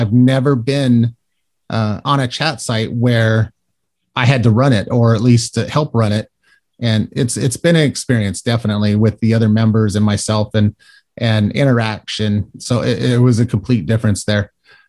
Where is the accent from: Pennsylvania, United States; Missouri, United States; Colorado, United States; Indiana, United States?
Colorado, United States; now in Florida, United States; because I was born in Florida but raised out in Colorado because of military family